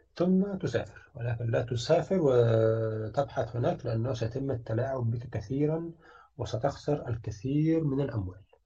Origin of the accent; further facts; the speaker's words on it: Egypt; moved away; also born or lived in Sweden; أنا كمهندس مصري